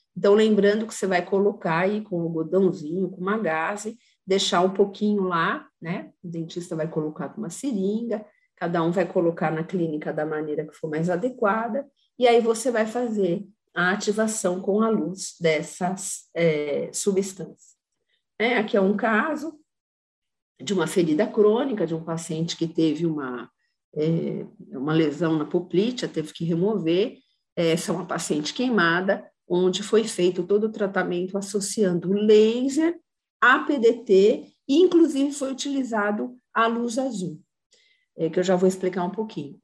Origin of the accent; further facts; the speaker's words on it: São Carlos, São Paulo, Brazil; Eu sou de São Carlos, para quem não sabe, eu moro em São Carlos.